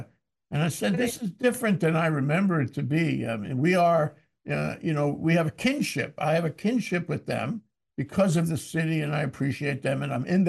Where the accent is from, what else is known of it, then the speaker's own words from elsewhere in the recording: New York City, New York, United States; I grew up in Queens